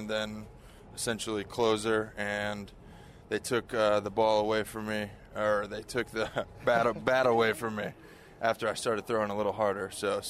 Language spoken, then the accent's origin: English; about an hour south of Chicago, Illinois, United States; I grew up in Illinois, about an hour south of Chicago.